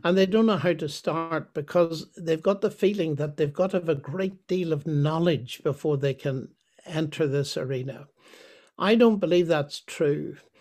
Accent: Northern Ireland, United Kingdom; I was born in Northern Ireland, but my ancestry is the same as yours. It's Scottish, uh, Lowland Scots.

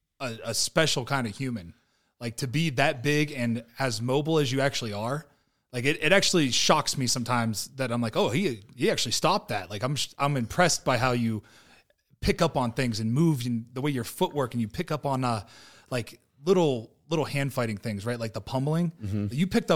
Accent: Ohio, United States; from Ohio. So just south of Youngstown, and, had a pretty rough childhood, bounced around a lot.

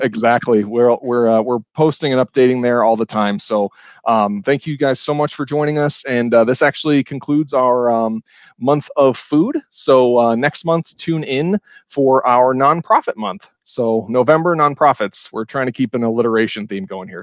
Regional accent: Ohio, United States; now in Madison, United States; I'm from Ohio originally, but moving up here

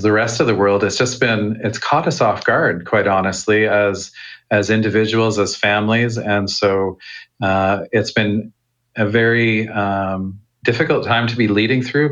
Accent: Calgary, Alberta, Canada; moved away as an adult; also born or lived in United States / Australia; now in United Kingdom; I'm originally from Calgary, Alberta

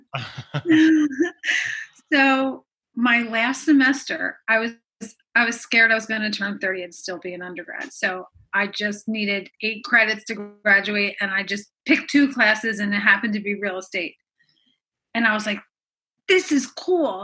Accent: Philadelphia, Pennsylvania, United States; also born or lived in Jersey Shore; I'm from Philadelphia

